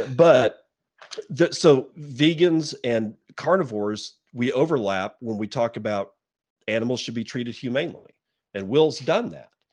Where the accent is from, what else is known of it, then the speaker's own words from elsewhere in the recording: Texas, United States; moved away as an adult; now in Eastern Washington, United States; I lived in Texas for decades. You know, I was born there, was raised there